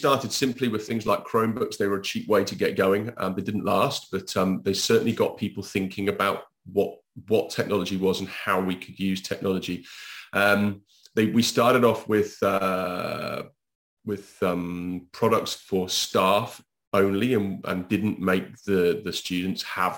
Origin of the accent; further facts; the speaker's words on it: United Kingdom; now in Spain; I'm British.